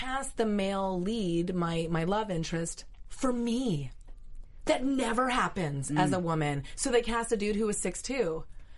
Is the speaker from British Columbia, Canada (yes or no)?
yes; Vancouver, British Columbia, Canada; moved away as an adult; also born or lived in Tokyo / Germany / Dallas; now in Los Angeles, United States; I'm Canadian